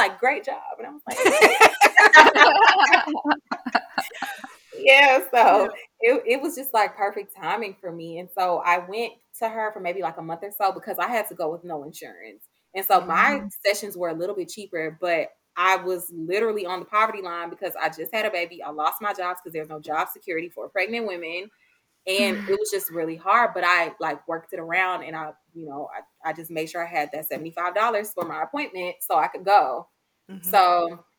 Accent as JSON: {"language": "English", "town": "Atlanta", "region": "Georgia", "country": "United States", "said": "I'm in the South. I'm from Atlanta"}